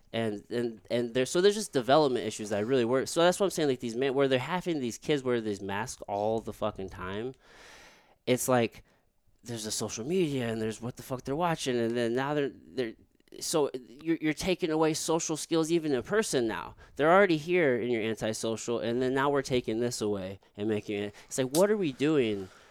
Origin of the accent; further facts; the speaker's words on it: rural Missouri, United States; also born or lived in Jefferson City, Missouri; I grew up in rural, rural Missouri around all white people